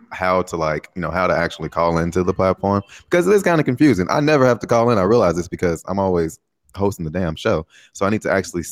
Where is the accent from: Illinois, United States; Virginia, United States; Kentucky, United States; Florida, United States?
Illinois, United States; Chicago; moved away as an adult; now in Taiwan; I'm from Chicago